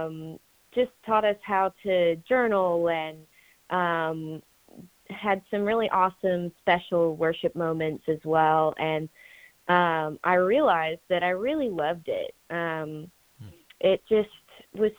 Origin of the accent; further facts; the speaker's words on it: Franklin, Tennessee, United States; now in Nashville, United States; I was born and raised in Franklin. Actually, a few years ago, I actually moved to Nashville, but I was born and raised in Franklin.